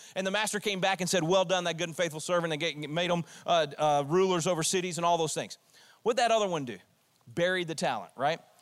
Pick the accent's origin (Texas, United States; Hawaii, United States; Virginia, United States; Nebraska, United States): Texas, United States; I'm a Texan